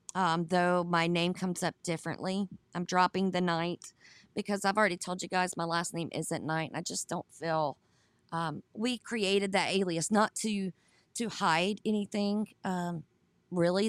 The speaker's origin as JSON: {"language": "English", "region": "Georgia", "country": "United States", "tie": "born or raised there", "moved": "yes", "lives_now": "South Carolina, United States", "said": "I grew up in Georgia, we have I seventy-five"}